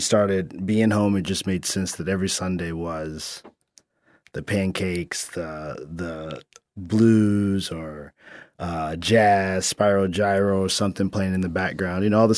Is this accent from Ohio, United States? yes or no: no; Indianapolis, Indiana, United States; born there; I was born in Indianapolis, Indiana, after the blizzard of 78